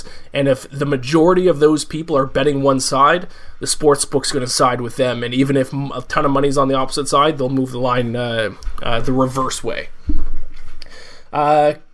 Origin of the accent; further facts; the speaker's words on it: Canada; I'm from Canada